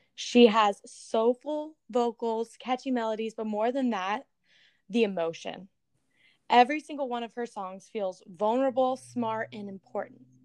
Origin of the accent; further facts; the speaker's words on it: the South, United States; now in Los Angeles, United States; growing up in the South